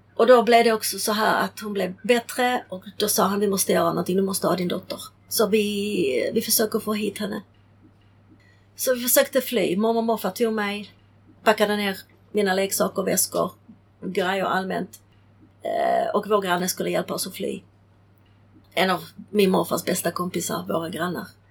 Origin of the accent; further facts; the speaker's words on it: Sweden; Swedish is a second language; also born or lived in Prague, Czechoslovakia; jag är uppvuxen här så att för mig var det ju Sverige var mitt land